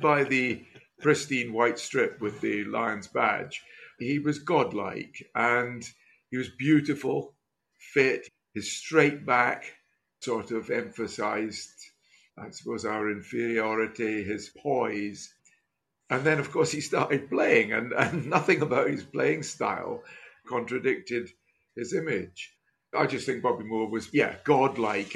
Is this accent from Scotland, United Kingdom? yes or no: yes; Scotland, United Kingdom; growing up in Scotland